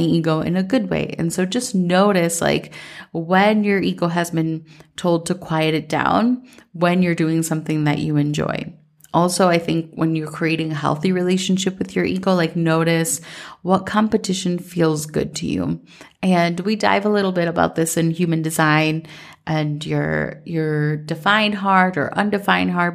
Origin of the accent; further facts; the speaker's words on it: Minnesota, United States; growing up in Minnesota